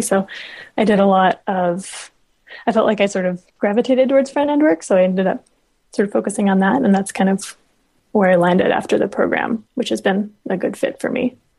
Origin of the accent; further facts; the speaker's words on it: Los Alamos, New Mexico, United States; I grew up in Los Alamos, New Mexico